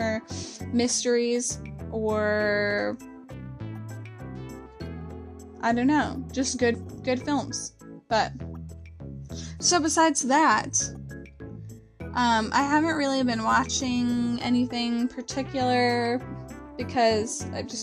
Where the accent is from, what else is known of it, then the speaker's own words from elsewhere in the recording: the South, United States; we're from the South here